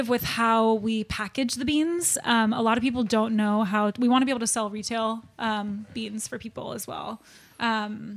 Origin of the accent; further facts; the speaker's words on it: Santa Rosa, California, United States; also born or lived in San Francisco / Sonoma; I grew up most of my life there